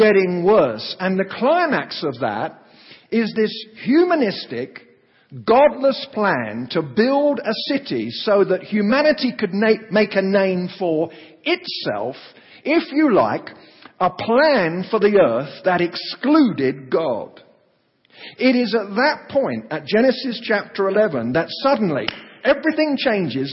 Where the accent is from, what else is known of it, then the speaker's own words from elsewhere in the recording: England, United Kingdom; moved away as an adult; also born or lived in Oklahoma; now in United States; I come from England